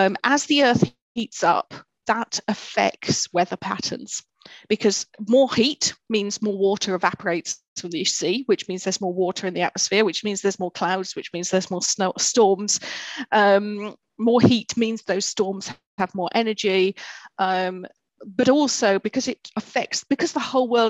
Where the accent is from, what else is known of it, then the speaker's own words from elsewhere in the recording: United Kingdom; we as a British society